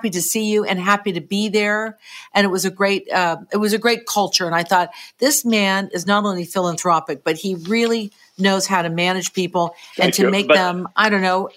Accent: Pittsburgh, Pennsylvania, United States; that's my hometown

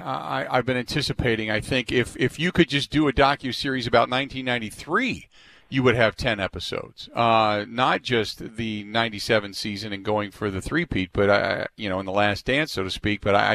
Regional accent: Cincinnati, Ohio, United States; growing up in Cincinnati

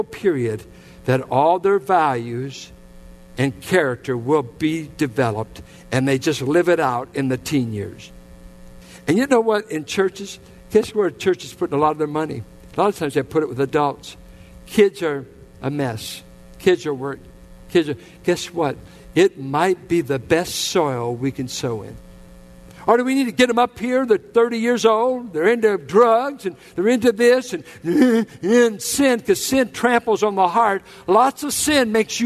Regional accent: Richmond, United States; I grew up in the Richmond Triangle.

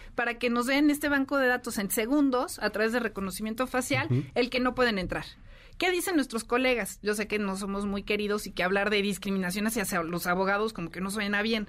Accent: Mexico; como mexicanos

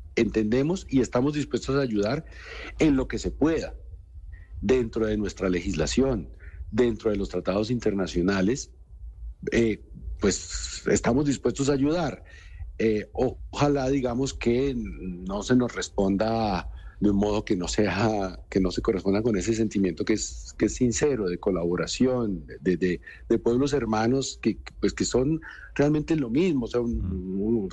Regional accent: Colombia; como colombiano y ahora como parte de un gobierno

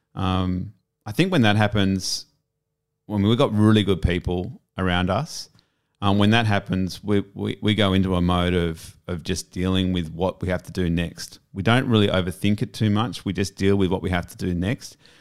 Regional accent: Sydney, New South Wales, Australia; moved away as an adult; also born or lived in Palm Cove / Perth / Melbourne / Japan; back to my hometown of Sydney

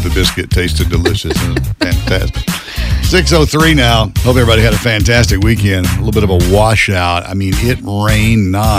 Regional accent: Galax, Virginia, United States; moved away; And you end up Galax, my hometown.

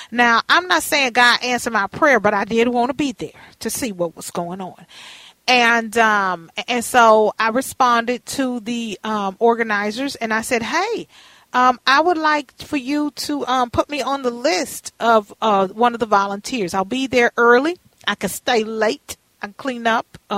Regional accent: Texas, United States; now in Minnesota, United States; I'm from Texas.

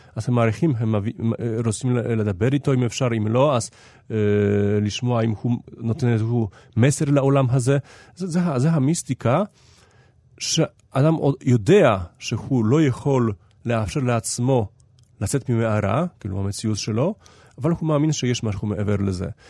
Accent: Haifa, Haifa District, Israel; העיר שלי, אני בא מחיפה

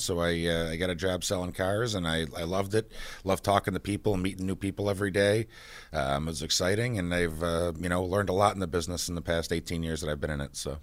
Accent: Buffalo, New York, United States; I grew up in Buffalo.

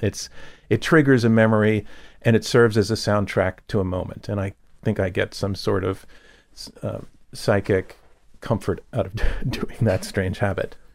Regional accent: Yonkers, New York, United States; also born or lived in Manhattan, New York City / The Bronx, New York City; we moved, um, into Westchester County to Yonkers, which is basically the Bronx, you know, with some more trees

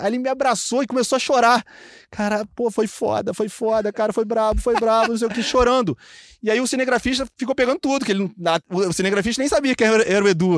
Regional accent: Niterói, Rio de Janeiro, Brazil; Eu sou de Niterói

